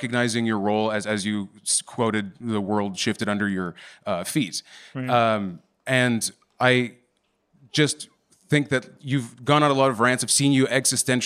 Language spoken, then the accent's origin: English; Canada; I'm from Canada